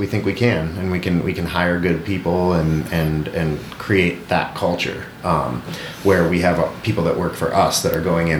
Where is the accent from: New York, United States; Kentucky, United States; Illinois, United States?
Illinois, United States; also born or lived in Fort Collins, Colorado; now in Eagle, Idaho, United States; when we were growing up in Illinois